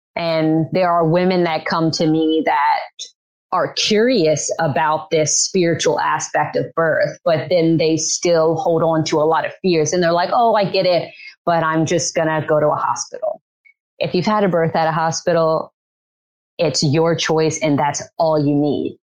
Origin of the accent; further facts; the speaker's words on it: Louisiana, United States; I grew up in Louisiana, have been in the same city, town since I was born